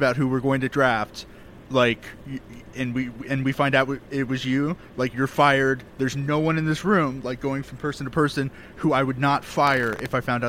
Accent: Dallas, Texas, United States; now in Austin, United States; I'm from Dallas

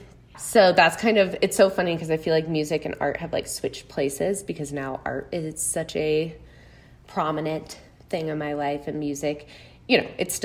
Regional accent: Chicago, Illinois, United States; also born or lived in Missouri; I'm from the Chicago area, so Midwest gal all around

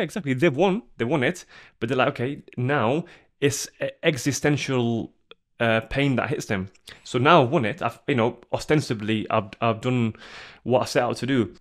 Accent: Sheffield, Yorkshire and the Humber, United Kingdom; I'm from Sheffield

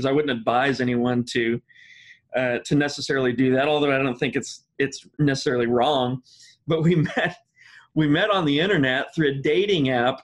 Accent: Midwest, United States; I'm from the Midwest

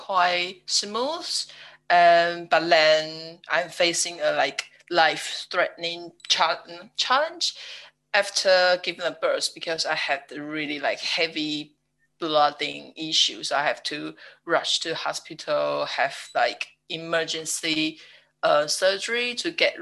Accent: Taiwan; English is a second language; now in United Kingdom; I'm from Taiwan and now live in UK with my husband

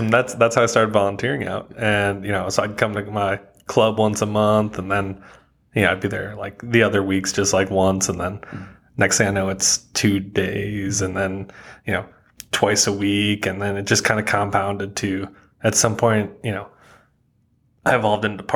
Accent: Wisconsin, United States; now in Chattanooga, United States; I'm originally from Wisconsin

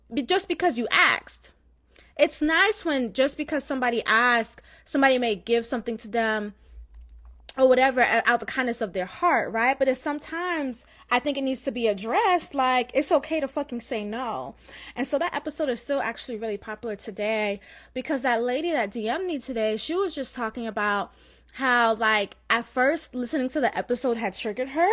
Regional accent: Florida, United States; accent: slight Jamaican; I have Jamaican in my blood, although I was born in Florida, but I have Jamaican parents. So you may have, you may hear, like, a slight Jamaican accent.

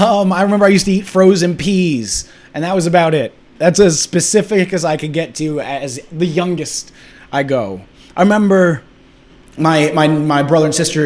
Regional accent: Pennsylvania, United States; I lived in Bucks County, Pennsylvania the whole time. The whole time I was always in Bucks County, Pennsylvania.

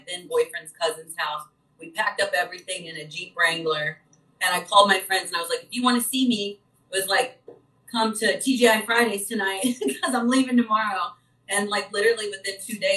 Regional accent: Vincennes, Indiana, United States; born or raised there; moved away as an adult; also born or lived in Terre Haute, Indiana

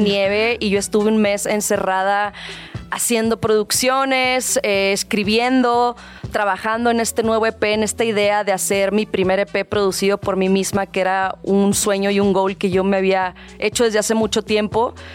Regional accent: Monterrey, Nuevo León, Mexico; moved away as an adult; now in Mexico City, Mexico; Los dos somos de Monterrey

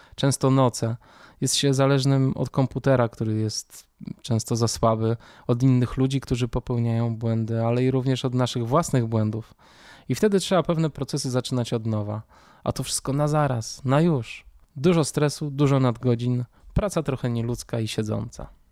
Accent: Warsaw, Masovian Voivodeship, Poland; Urodziłem się oraz mieszkam w Warszawie. Dzieciństwo miałem raczej klasyczne. Mama, tata, starsza siostra, mieszkanie na warszawskiej Pradze

